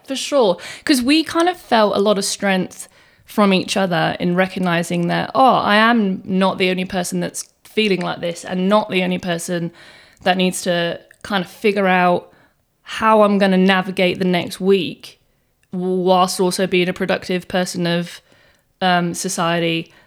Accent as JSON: {"language": "English", "region": "England", "country": "United Kingdom", "tie": "born or raised there", "moved": "yes", "lives_now": "Australia", "said": "I was born in England and I came to Australia ten years ago."}